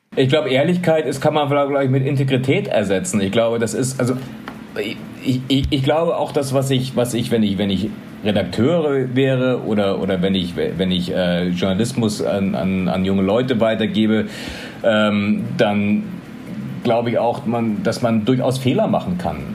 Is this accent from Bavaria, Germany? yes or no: yes; Munich, Bavaria, Germany; moved away as an adult; also born or lived in Ethiopia / Thailand; now in Philippines; ich bin in Bayern aufgewachsen, in München aufgewachsen